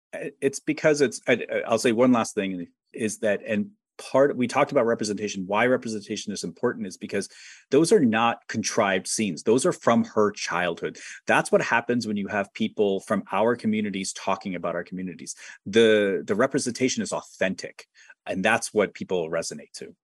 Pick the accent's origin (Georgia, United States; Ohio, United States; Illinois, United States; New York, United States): Ohio, United States; I'm from Ohio